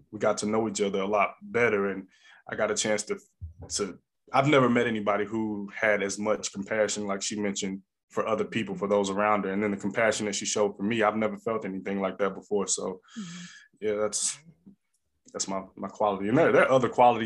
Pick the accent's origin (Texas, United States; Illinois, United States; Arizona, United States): Illinois, United States; East St. Louis; moved away; also born or lived in Alabama; I'm originally from the St. Louis area, originally from East St. Louis, Illinois